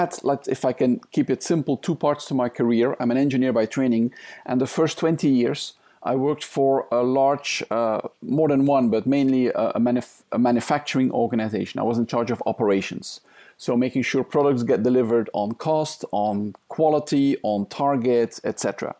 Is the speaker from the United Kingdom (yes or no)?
no; Belgium; English is a second language; now in Thailand; So I'm originally from Belgium. I spent most of my life, though, in Asia.